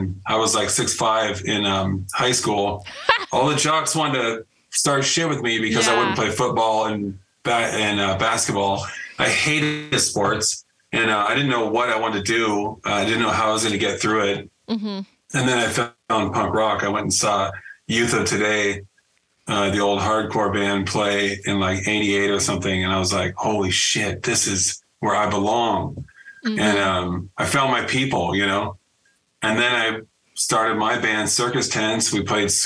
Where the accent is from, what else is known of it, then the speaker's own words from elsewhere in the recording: Northern California, United States; I grew up in the Gilman scene in NorCal